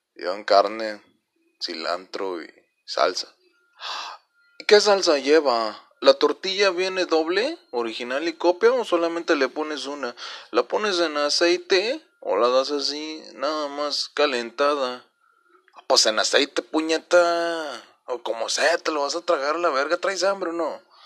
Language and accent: Spanish; northern Mexico, Mexico; nuestro nuestro acento